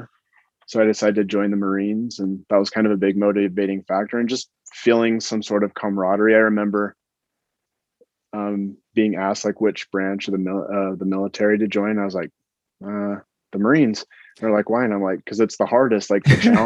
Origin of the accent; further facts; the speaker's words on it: Utah, United States; I grew up in Utah